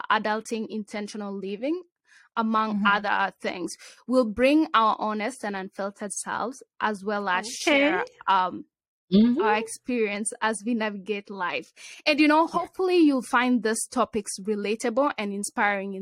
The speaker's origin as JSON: {"language": "English", "country": "Kenya", "tie": "born or raised there", "moved": "yes", "lives_now": "Cincinnati, United States", "said": "I was also born and raised in Kenya"}